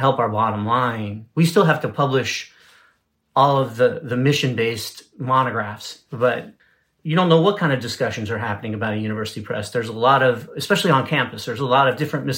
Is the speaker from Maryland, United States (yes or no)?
yes; Baltimore, Maryland, United States; moved away; my life growing up in Baltimore